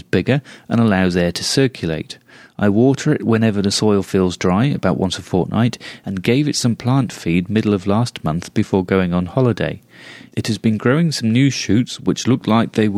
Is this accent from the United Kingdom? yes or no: yes; United Kingdom; being British